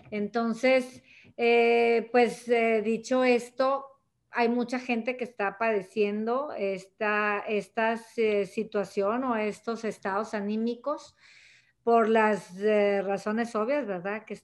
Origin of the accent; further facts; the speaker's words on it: Monterrey, Nuevo León, Mexico; born there; desde Monterrey, Nuevo León, México, eh, donde yo nací, donde yo resido y trabajo